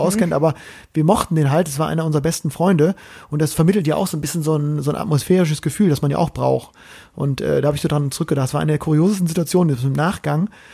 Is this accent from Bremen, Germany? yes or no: yes; Bremen, Germany; aus meiner Heimat, aus meiner ähm, Bremer Hansestadt